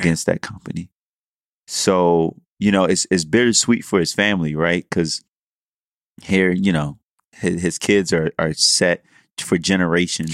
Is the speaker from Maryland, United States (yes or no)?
yes; Baltimore, Maryland, United States; also born or lived in College Park, Maryland; we do this podcast here in D C, I'm from Baltimore